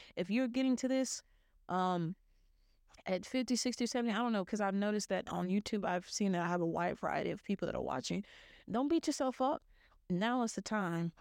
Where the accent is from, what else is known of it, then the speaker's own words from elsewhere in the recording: the South, United States; I'm from the South